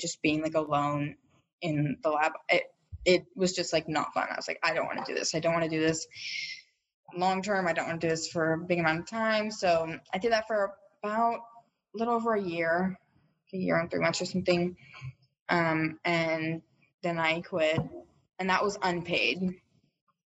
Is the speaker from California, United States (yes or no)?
no; Austin, Texas, United States; I'm from Austin, so it was easy for me to just commute back. I live about 30 minutes away at my parents' house